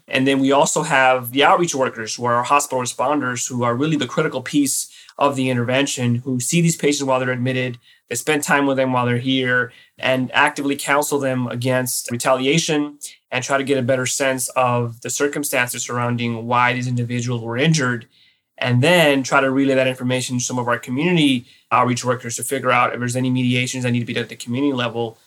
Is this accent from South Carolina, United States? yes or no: no; Los Angeles, California, United States; now in New York, United States; I was born and raised in East Los Angeles in the uh, 80s and 90s